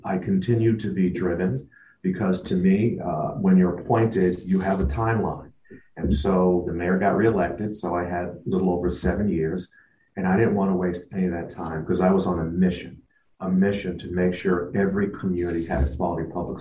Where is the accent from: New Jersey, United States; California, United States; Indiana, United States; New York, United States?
New York, United States; New York City; moved away; growing up in Brooklyn and then traveling, not every city looked like the Brooklyn I grew up